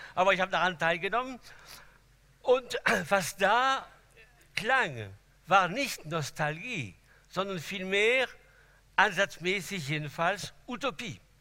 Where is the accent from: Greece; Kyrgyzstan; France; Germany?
France; German is a second language; moved away; als Franzose, der in der Achtung für die Revolution sozialisiert worden ist